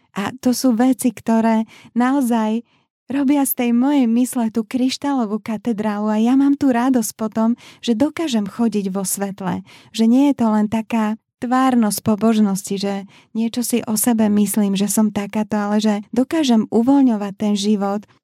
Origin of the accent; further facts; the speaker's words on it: Bratislava, Bratislava Region, Slovakia; moved away as an adult; also born or lived in Liptov; Ja som sa presťahovala z Bratislavy na Liptov